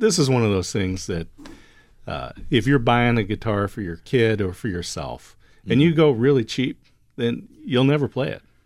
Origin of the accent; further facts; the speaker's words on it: Oregon, United States; I'm from Oregon